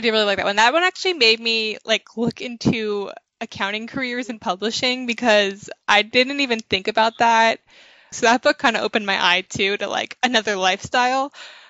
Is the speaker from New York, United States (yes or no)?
yes; Long Island, New York, United States; Yeah, because I'm from Long Island, but I live in the city like half the time. I'm always home with my mom in Long Island